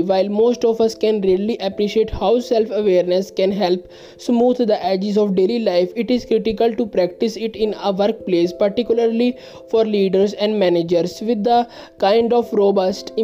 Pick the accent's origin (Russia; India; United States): India; I am from India